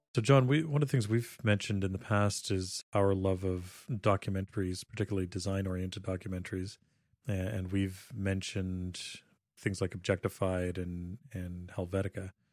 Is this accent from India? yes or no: no; Canada; growing up in Canada